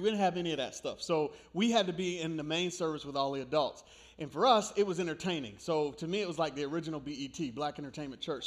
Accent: New York, United States; moved away; I grew up in New York

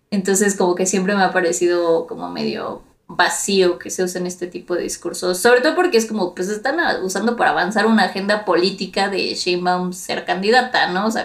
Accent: Mexico; ya, todos somos mestizos, ya de que casi casi no hay gente indígena, todos somos mexicanos y lo que sea

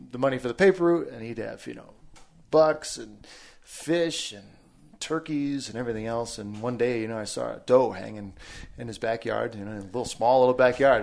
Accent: about an hour outside of Boston, Massachusetts, United States; I was born in New England, in Massachusetts, just about an hour outside of Boston, right on the New Hampshire border. Um, grew up there most of my life

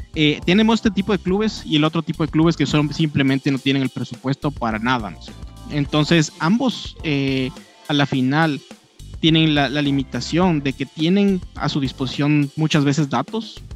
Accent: Ecuador; somos de acá, ¿no es cierto? Somos una empresa ecuatoriana

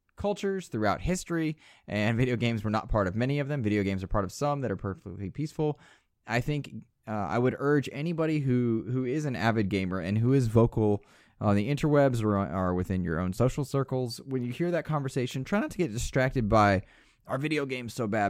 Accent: United States; I'm American.

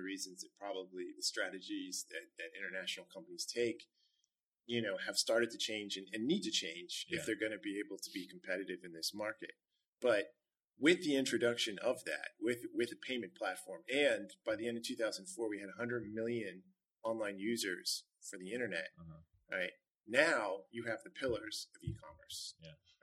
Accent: United States; as an American

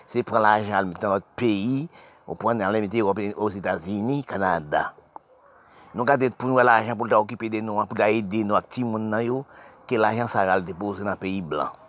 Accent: Haiti; born there; parce que je suis né en Haïti, j'ai cru savoir la misère, connaître la misère.

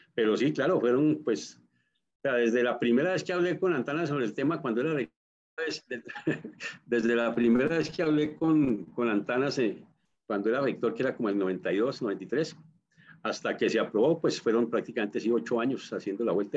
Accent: Colombia

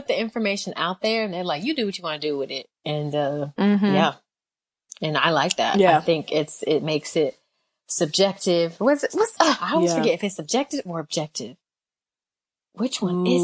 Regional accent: Tampa, Florida, United States; I'm also from Tampa, Florida too

